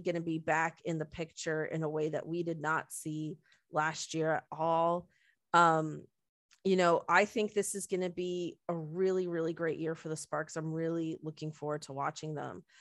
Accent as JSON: {"language": "English", "country": "Canada", "said": "we're Canadian and, like, yes, we're, we're patriotic and we love Canada."}